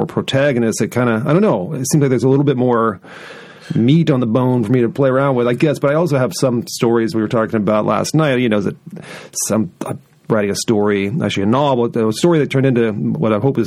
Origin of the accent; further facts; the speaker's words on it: California, United States; also born or lived in Oregon / Seattle; now in Boise, United States; I grew up in California, was born in Oregon, lived in Seattle for years